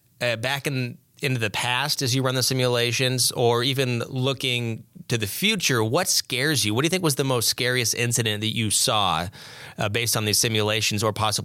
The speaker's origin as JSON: {"language": "English", "region": "West Coast", "country": "United States", "tie": "born or raised there", "said": "Now, I grew up on the West Coast"}